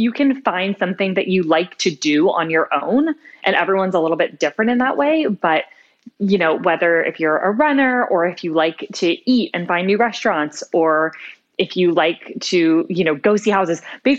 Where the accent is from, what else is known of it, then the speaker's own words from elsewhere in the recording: California, United States; I grew up in Northern California